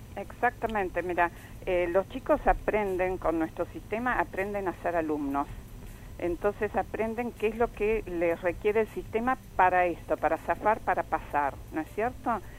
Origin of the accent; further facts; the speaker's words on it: Argentina; a mí como argentina